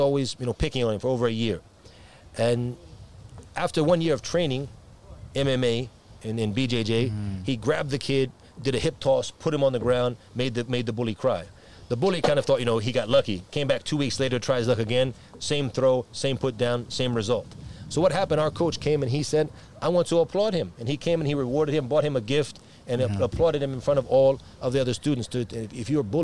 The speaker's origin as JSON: {"language": "English", "area": "Washington D.C. area", "region": "Virginia", "country": "United States", "said": "It's in the D.C. area, Washington, D.C. area. I'm from the Virginia side of the border"}